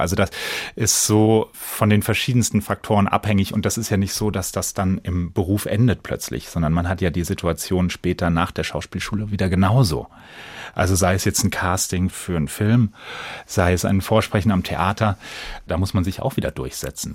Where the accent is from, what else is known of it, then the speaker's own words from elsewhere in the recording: Bensheim, Hesse, Germany; in Bensheim eben, wo ich groß geworden bin